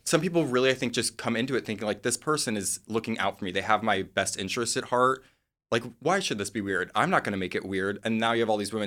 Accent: Midwest, United States; moved away; I'm from the Midwest

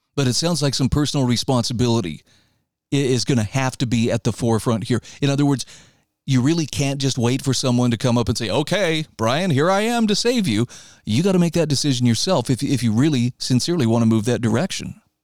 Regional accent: Idaho, United States; my home state of Idaho

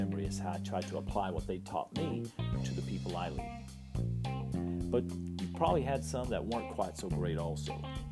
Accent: West Texas, United States; I was born in West Texas, so I am an official Texan-American

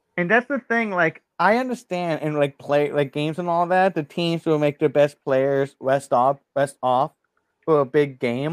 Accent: South Florida, United States; I'm from South Florida

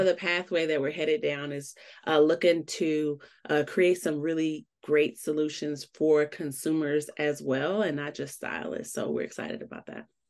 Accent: Chicago, Illinois, United States; moved away as an adult; now in Colorado, United States; I'm originally from Chicago, which I always rep

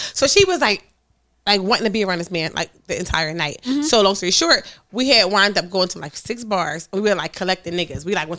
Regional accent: Philadelphia, Pennsylvania, United States; but Stormy, I'm from North Philly.

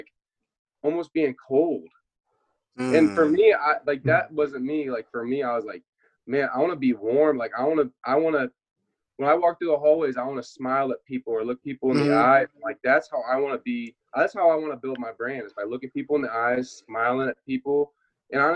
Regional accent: Indiana, United States; moved away as an adult; also born or lived in Cincinnati / Germany; being from the Midwest, I'm definitely from Indiana

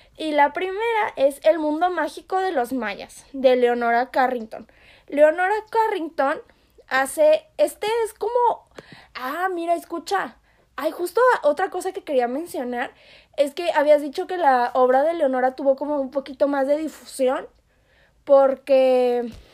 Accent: Yucatán, Mexico; yo soy yucateca

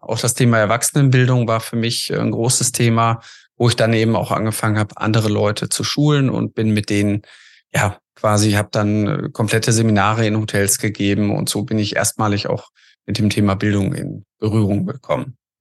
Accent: Essen, North Rhine-Westphalia, Germany; komme aus Essen und äh, bin da auch mein Leben lang aufgewachsen, groß geworden

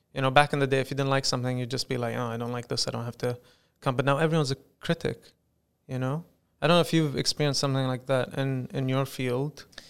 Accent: United Arab Emirates; I'd like to brand myself as the first Emirati comedian

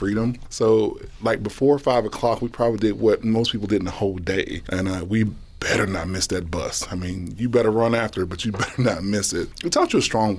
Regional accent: Mississippi, United States; moved away as an adult; now in Nebraska, United States; growing up in Mississippi was great

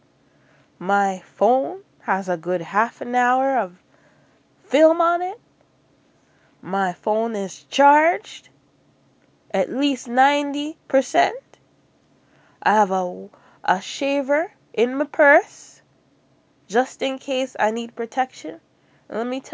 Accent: Jamaica; accent: Jamaican; my Jamaican accent

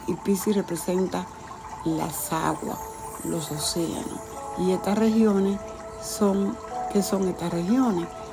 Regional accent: Dominican Republic; la República Dominicana, de donde yo soy

